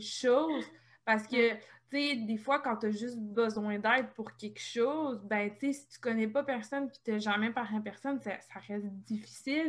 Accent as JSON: {"language": "French", "region": "Quebec", "country": "Canada", "moved": "as an adult", "lives_now": "Quebec City, Canada", "said": "quand j'ai quitté le Saguenay-Lac-Saint-Jean pour venir étudier à Québec"}